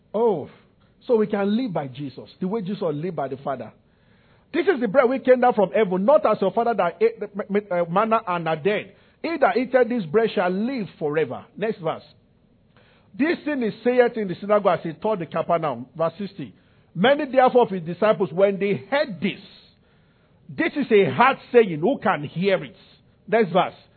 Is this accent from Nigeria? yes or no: yes; Nigeria; I'm from Nigeria.